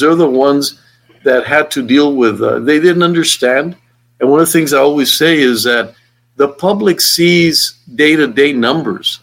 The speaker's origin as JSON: {"language": "English", "town": "El Paso", "region": "Texas", "country": "United States", "said": "I'm from El Paso"}